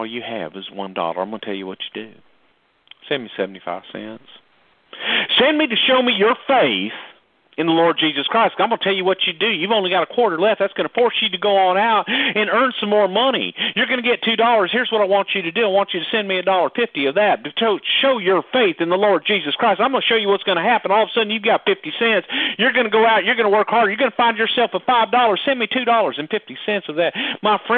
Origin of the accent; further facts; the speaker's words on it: the South, United States; Growing up in the South